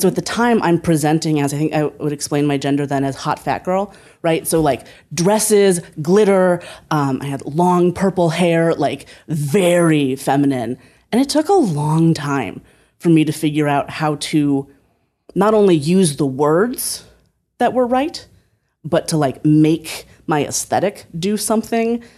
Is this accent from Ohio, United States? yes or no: yes; Northeast Ohio, United States; moved away as an adult; also born or lived in Berkeley; I moved from Northeast Ohio, where I had lived my whole life, to Berkeley